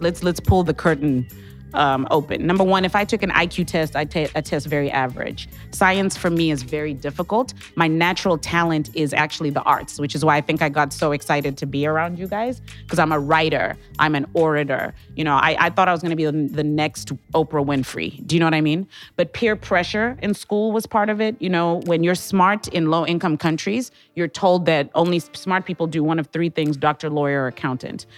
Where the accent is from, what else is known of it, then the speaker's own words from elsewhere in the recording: Harare, Zimbabwe; now in St. Louis, United States; I'm originally from Harare, Zimbabwe